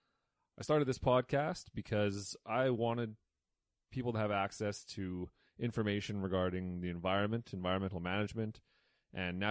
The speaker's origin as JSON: {"language": "English", "town": "Slave Lake", "region": "Alberta", "country": "Canada", "tie": "born or raised there", "said": "I grew up in Slave Lake, where I was part of junior forest wardens"}